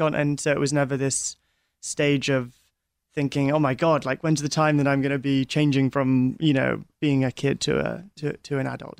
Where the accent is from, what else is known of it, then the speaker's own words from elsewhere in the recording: London, United Kingdom; we're from, well, I'm from London